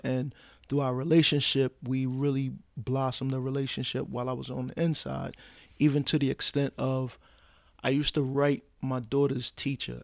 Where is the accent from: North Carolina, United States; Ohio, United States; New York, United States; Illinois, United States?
New York, United States; New York City; I'm from Brooklyn, New York, born and raised